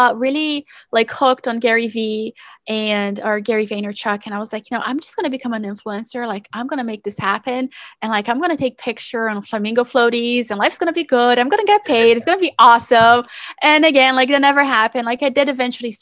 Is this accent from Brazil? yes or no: yes; Brazil; now in United States; I'm originally from Brazil